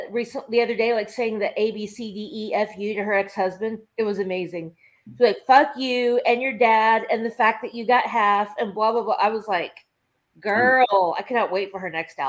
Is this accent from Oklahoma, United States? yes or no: yes; Oklahoma City, Oklahoma, United States; born or raised there